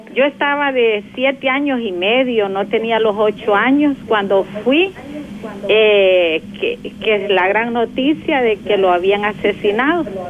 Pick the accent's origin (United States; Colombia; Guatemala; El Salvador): El Salvador; San Juan Nonualco, La Paz; soy de San Juan Nonoalco